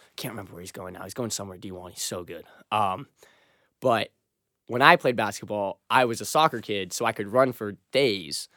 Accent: Massachusetts, United States; I am from South Rome, Massachusetts, which is thirty minutes outside of Boston

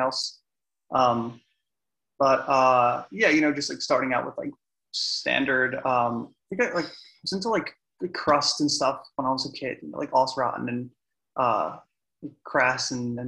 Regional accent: New Jersey, United States; also born or lived in New Brunswick, New Jersey; I grew up in South Jersey, but I went to school in New Brunswick.

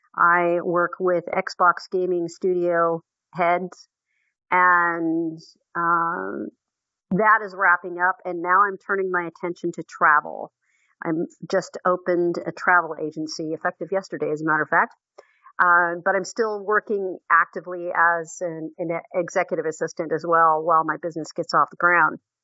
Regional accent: Seattle, Washington, United States; I was born and raised in Seattle, Washington.

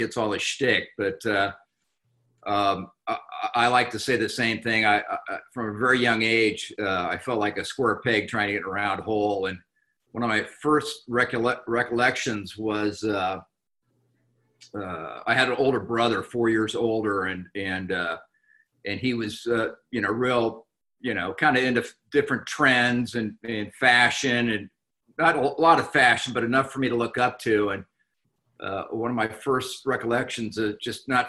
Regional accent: Anaheim, California, United States; I was born and raised in Anaheim, California

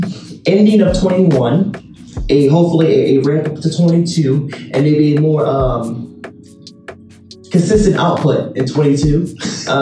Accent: Baltimore, Maryland, United States; moved away; I'm from Baltimore

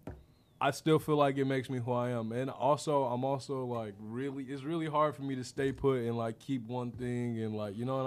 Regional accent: Inkster, Michigan, United States; also born or lived in Flat Rock, Michigan / Metro Detroit / Indiana; I grew up in Inkster, Michigan. I'm from the Lamone Gardens out there

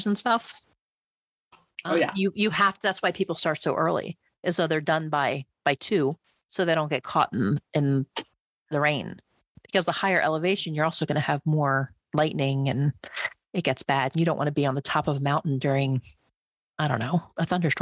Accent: East Coast, United States; moved away; so I grew up on the East Coast

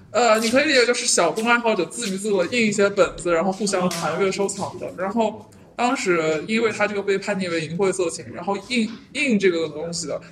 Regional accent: China; now in United States; 因为我们真正是来自于另外一个地方，然后我们现在在这，但是我们关关心的是中国的事情，但是我们却只能在美国做这样做这样的事情

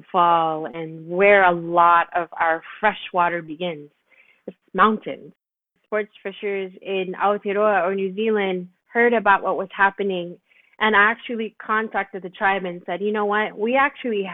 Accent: Los Angeles, California, United States; I was born and raised in Tongva Land, which is also known as Los Angeles or Southern California

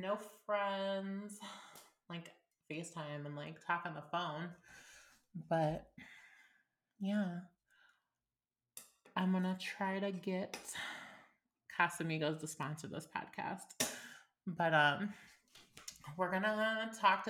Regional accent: Illinois, United States; moved away as an adult; I actually moved away from my hometown of Illinois, and I've been gone about a month.

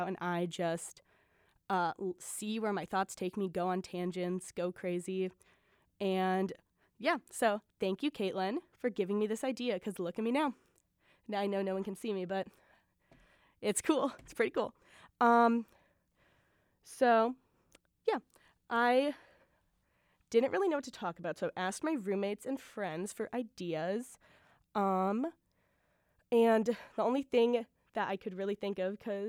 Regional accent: Milwaukee, Wisconsin, United States; Born and raised in Milwaukee

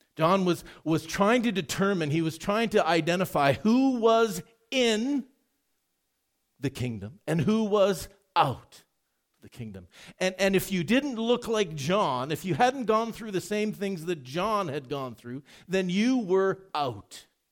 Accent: Edmonton, Alberta, Canada; Growing up in Edmonton

